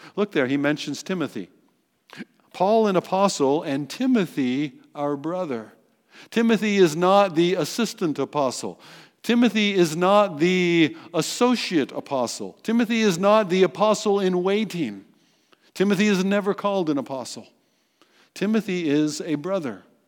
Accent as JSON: {"language": "English", "country": "United States", "said": "in our identity as American citizens"}